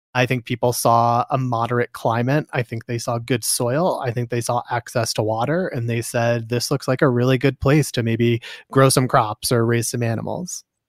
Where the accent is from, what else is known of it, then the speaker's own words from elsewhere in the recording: Simsbury, Connecticut, United States; moved away as an adult; now in Nevada, United States; I grew up in Simsbury, Connecticut